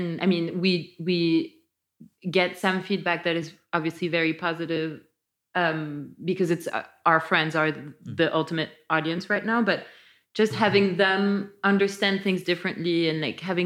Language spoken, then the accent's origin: English; France